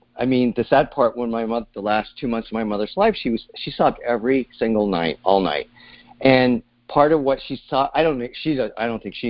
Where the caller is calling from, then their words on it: Sausalito, California, United States; I'm calling from Sausalito, California.